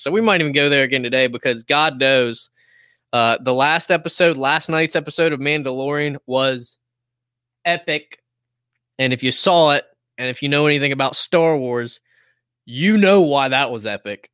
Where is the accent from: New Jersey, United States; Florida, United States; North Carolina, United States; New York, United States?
North Carolina, United States; High Point; also born or lived in Greensboro; I was born in Greensboro, but I've lived out my entire life except for my college years in High Point.